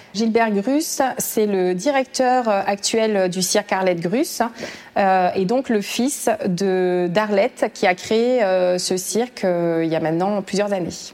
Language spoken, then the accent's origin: French; Aubrac, Occitania, France; moved away as an adult; je suis originaire de l'Aubrac